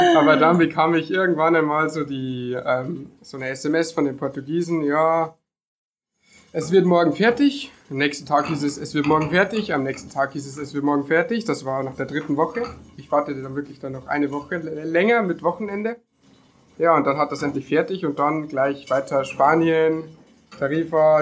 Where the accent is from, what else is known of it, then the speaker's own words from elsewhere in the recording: Deggendorf, Bavaria, Germany; Ich bin 20 und bin aus Niederbahn. Ähm, gegen Deckendorf genau genommen